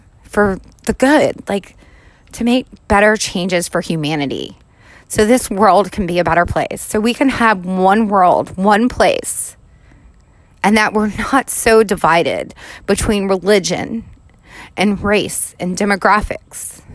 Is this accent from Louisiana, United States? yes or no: yes; New Orleans, Louisiana, United States; I am down here in New Orleans where I'm born and raised